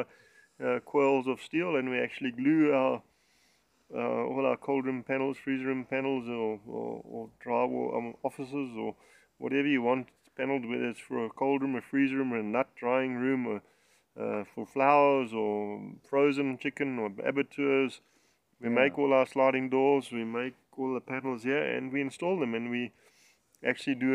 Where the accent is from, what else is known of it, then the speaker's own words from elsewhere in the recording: Springbok Flats near Settlers, Limpopo, South Africa; now in Polokwane, South Africa; I actually grew up on a farm